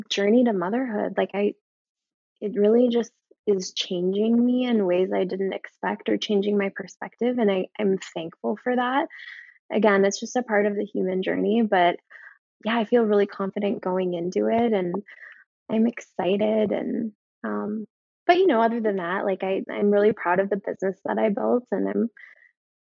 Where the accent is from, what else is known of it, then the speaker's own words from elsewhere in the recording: Minnesota, United States; now in Chicago, United States; I'm originally from Minnesota